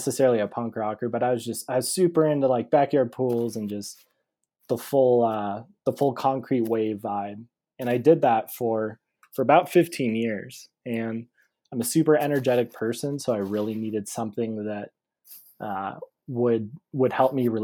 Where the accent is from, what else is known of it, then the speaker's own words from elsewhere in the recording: Scottsdale, Arizona, United States; I was born and raised in Scottsdale, Arizona